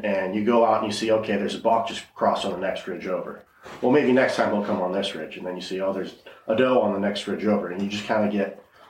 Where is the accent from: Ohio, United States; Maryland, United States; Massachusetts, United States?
Massachusetts, United States; growing up in Massachusetts